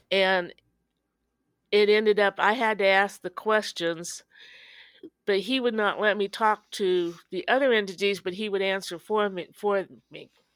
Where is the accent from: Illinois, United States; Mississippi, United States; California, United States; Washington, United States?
Illinois, United States; Danville; I'm from Danville, Illinois, home of Jerry and Dick Van Dyke